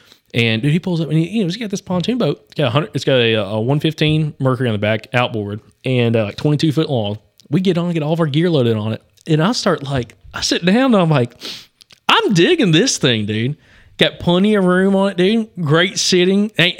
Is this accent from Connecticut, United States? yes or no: no; Alabama, United States; And we grew up on Lake Martin down in southeastern Alabama or eastern Alabama. Growing up, and my grandparents always had pontoon boats.